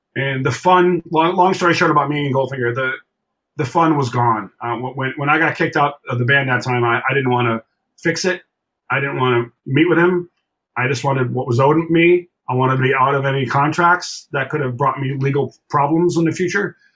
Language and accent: English; Buffalo, New York, United States; moved away; also born or lived in Toronto, Canada / Los Angeles; growing up in Buffalo